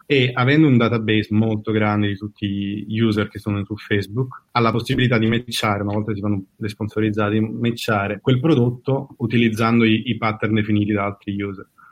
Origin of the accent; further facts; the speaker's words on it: Caserta, Campania, Italy; moved away as an adult; now in San Francisco Bay Area, United States; sono di Caserta